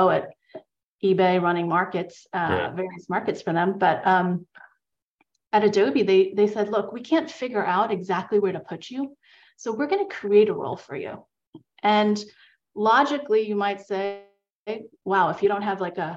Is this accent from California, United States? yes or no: no; New York, United States; I grew up in New York, as we discussed, it's the New Yorker in me.